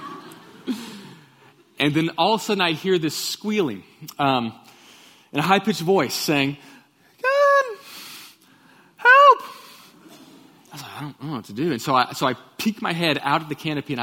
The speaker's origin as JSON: {"language": "English", "town": "Katy", "region": "Texas", "country": "United States", "tie": "born or raised there", "said": "I grew up in Katy, Texas, and I went to Pattison Elementary"}